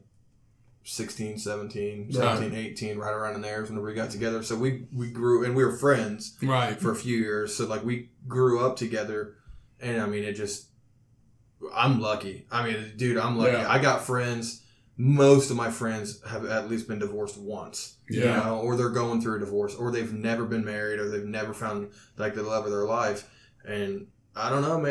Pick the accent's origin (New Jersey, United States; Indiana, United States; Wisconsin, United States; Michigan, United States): Indiana, United States; Owen County; I'm from Owen County